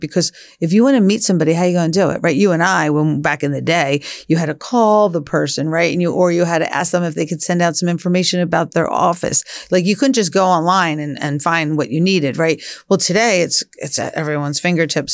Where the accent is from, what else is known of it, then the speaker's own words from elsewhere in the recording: Philadelphia, Pennsylvania, United States; We grew up in Northeast Philly